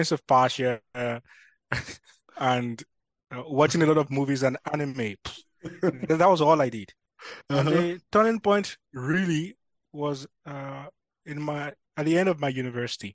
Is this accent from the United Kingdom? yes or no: no; Nigeria; now in Amsterdam, Netherlands; I'm from Nigeria. So just a simple Yoruba boy.